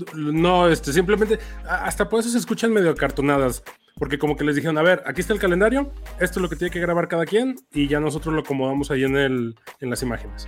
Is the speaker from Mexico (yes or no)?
yes; Mexico; por ser mexicanos